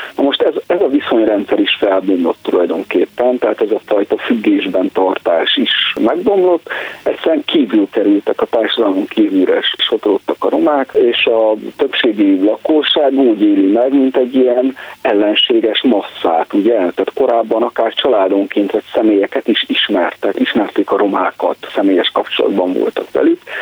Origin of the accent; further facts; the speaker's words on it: Romania; amit mondjuk Romániában magyar kisebbségként tapasztalunk